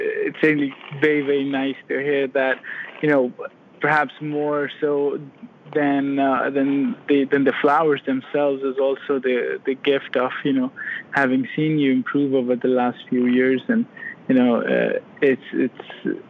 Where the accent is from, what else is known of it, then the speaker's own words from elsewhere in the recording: Pakistan; moved away as an adult; now in Florida, United States; So I am originally from Pakistan. I completed all my education there, completed my medical college in Pakistan